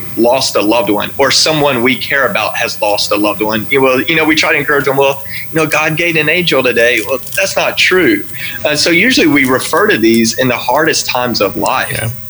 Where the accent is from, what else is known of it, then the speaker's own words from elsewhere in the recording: Texas, United States; I grew up in Texas